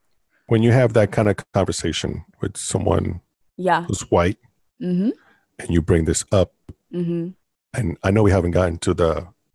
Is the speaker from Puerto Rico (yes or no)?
yes; Puerto Rico; now in United States; I came from Puerto Rico and my mom and I moved to North Carolina, and we were just trying to learn the language and trying to get acclimated and all that good stuff.